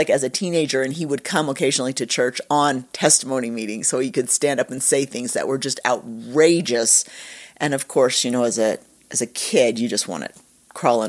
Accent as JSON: {"language": "English", "region": "Utah", "country": "United States", "tie": "born there", "said": "I was born in Utah and moved all over. I went to a different school every year of my life."}